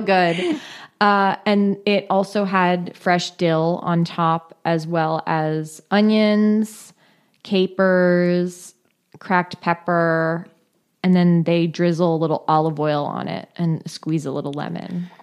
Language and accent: English; California, United States; I grew up in California. We're always in a drought.